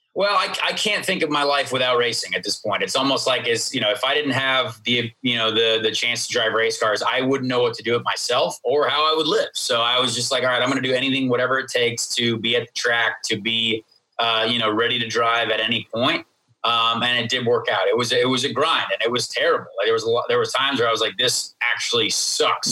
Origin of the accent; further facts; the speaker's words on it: Indianapolis, Indiana, United States; I grew up in Indianapolis, and my dad was Irish